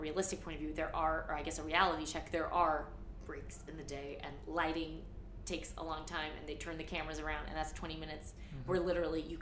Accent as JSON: {"language": "English", "town": "St. Louis", "region": "Missouri", "country": "United States", "tie": "born or raised there", "also_born_or_lived": "New York", "moved": "yes", "said": "I grew up in St. Louis in like a leafy suburb"}